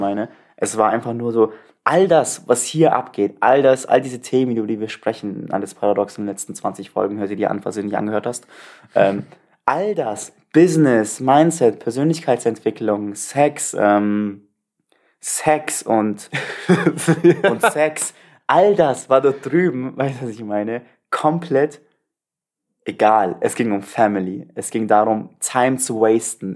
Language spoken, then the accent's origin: German; Turkey; moved away; Ich habe meine Heimat gesehen